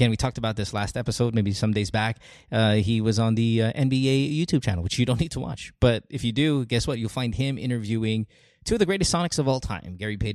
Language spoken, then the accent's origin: English; Central Luzon, Philippines; I am from Bulacan. Bulacan. I grew, I grew yes. up in Bulacan.